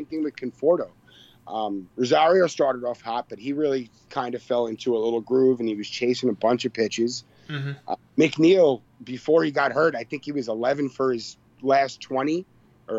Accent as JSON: {"language": "English", "area": "Long Island", "region": "New York", "country": "United States", "said": "I'm from Long Island"}